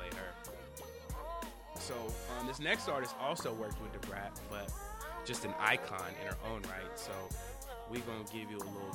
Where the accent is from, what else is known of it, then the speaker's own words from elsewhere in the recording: Sacramento, California, United States; also born or lived in San Jose; I'm from the Bay Area, as I've said before. I was born in San Jose, but I grew up in Sacramento, in the 916